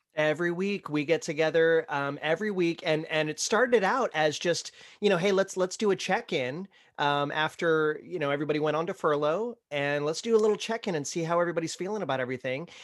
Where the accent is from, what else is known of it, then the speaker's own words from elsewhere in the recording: Ohio, United States; now in Florida, United States; growing up in Ohio, my family would vacation down to Orlando